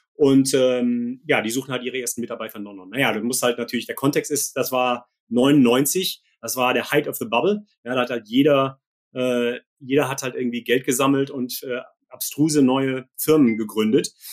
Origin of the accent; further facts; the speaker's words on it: Gummersbach, North Rhine-Westphalia, Germany; moved away as an adult; also born or lived in Japan; now in Silicon Valley, United States; ich komme original aus Gummersbach und äh, das ist äh, eine Dreiviertelstunde östlich von Köln